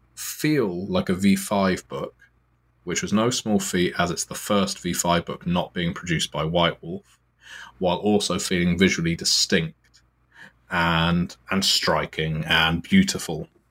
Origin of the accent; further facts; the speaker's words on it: United Kingdom; I am from Britain